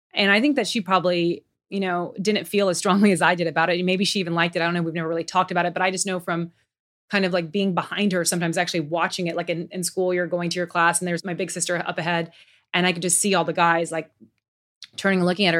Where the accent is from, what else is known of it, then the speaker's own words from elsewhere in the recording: Tokyo, Japan; moved away; I grew up in Tokyo. I miss Tokyo. That feels like home to me.